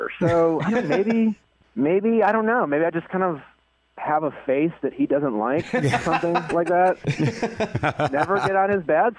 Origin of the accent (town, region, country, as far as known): Milwaukee, Wisconsin, United States; born or raised there; moved away